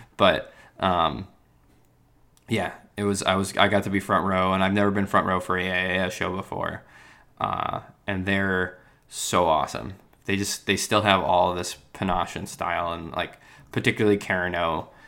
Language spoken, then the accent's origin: English; New York, United States; I'm the kid from New York here in London